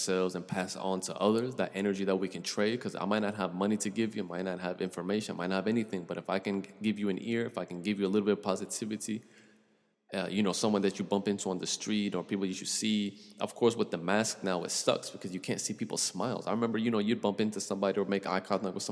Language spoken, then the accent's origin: English; Florida, United States; I'm from the South, bro. I'm from the Sunshine State.